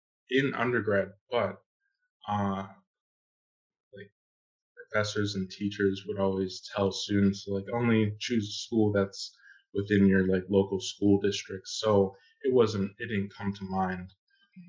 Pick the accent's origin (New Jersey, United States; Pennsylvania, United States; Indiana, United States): Pennsylvania, United States; Pittsburgh; moved away as an adult; now in Georgia, United States; I am from Pittsburgh, PA